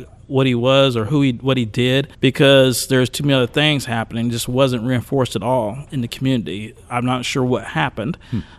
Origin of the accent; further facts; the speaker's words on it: Fort Scott, Kansas, United States; I'm from Fort Scott, yes.